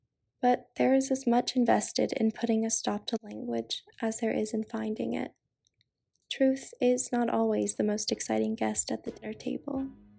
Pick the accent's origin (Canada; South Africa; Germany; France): France; also born or lived in Australia; now in United States; So I'm half Japanese and half French, and I was raised in France and Australia and have lived in the US since 2007.